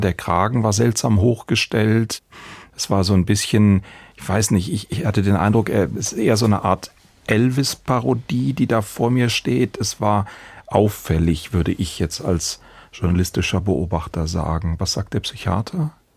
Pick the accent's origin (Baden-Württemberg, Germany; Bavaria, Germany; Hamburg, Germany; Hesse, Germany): Baden-Württemberg, Germany; Baden-Baden; hier in der Stadt, es ist meine Heimatstadt